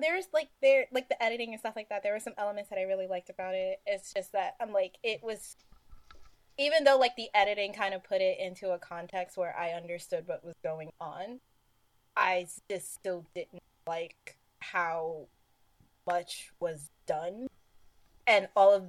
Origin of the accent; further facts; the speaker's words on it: New York, United States; Garden State makes me mad that I'm from New